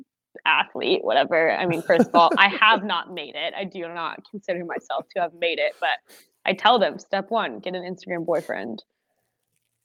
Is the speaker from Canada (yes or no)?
no; United Kingdom; accent: British; my British accent is a bit Australian.